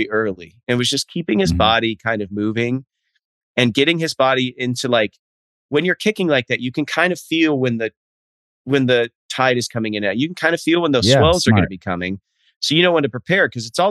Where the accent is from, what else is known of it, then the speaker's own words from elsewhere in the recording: Nebraska, United States; I'm from Nebraska